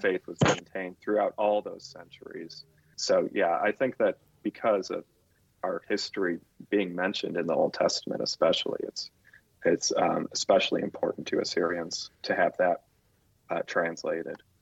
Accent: Chicago, Illinois, United States; I grew up in Chicago

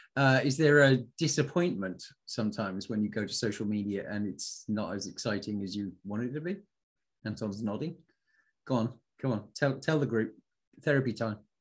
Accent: United Kingdom; I'm British

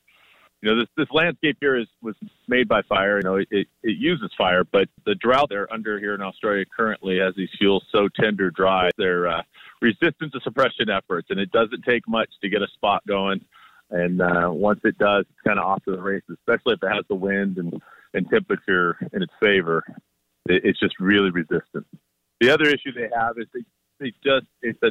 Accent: United States; me as an American

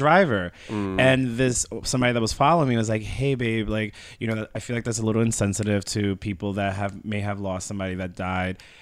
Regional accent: Long Island, New York, United States; I grew up in Long Island

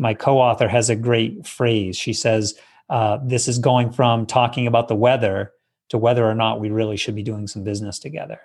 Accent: Maine, United States; I grew up in Maine in the Northeast

